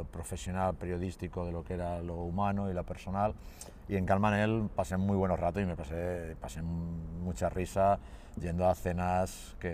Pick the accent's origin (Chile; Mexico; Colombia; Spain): Spain; Castilla-La Mancha; moved away; also born or lived in Manresa / Gijón; yo soy manchego, eh, soy manchego y me adapté rápidamente y no, viví muy bien y yo siempre lo digo, yo viví en el core de la Cataluña Central